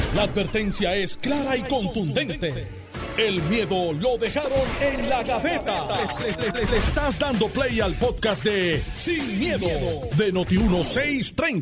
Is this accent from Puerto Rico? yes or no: yes; Puerto Rico; soy el primer puertorriqueño que está en ese comité